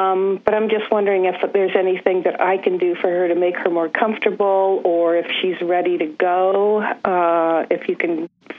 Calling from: San Francisco Bay Area, California, United States; I'm calling from the San Francisco Bay Area.

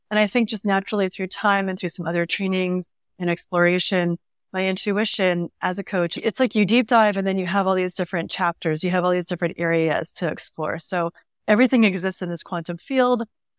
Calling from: San Diego, California, United States; I'm in North County, San Diego.

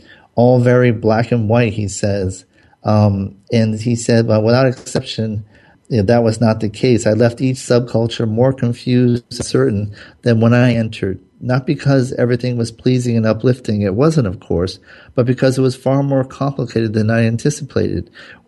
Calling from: Southern California, United States; Now, I'm calling from Southern California.

